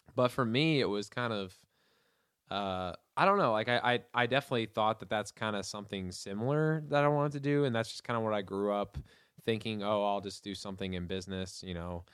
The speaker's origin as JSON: {"language": "English", "town": "Hendersonville", "region": "Tennessee", "country": "United States", "tie": "born or raised there", "also_born_or_lived": "Atlanta, Georgia", "said": "I was born in Atlanta in 1994, and then we moved to Hendersonville"}